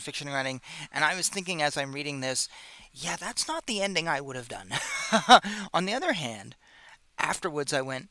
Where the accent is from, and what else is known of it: United States